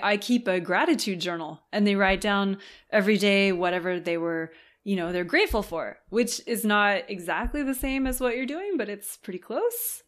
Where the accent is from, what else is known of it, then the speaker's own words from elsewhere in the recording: Southern California, United States; moved away as an adult; now in France; I was born in California